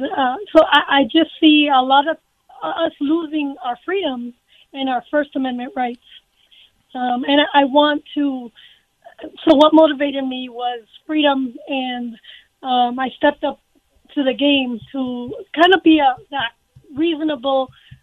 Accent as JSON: {"language": "English", "town": "Miami", "region": "Florida", "country": "United States", "moved": "as an adult", "lives_now": "Colorado, United States", "said": "I am originally from Miami, Florida. I moved out here 30 years ago."}